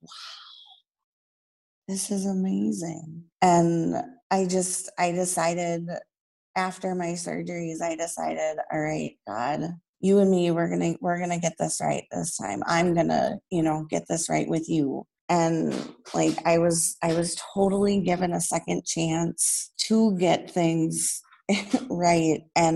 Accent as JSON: {"language": "English", "region": "Minnesota", "country": "United States", "tie": "born or raised there", "said": "And in my hometown church here in Minnesota, they had a healing mass for me."}